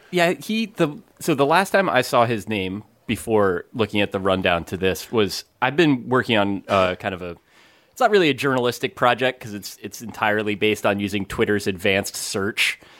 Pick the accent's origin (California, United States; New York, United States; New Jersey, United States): New Jersey, United States; moved away; my hometown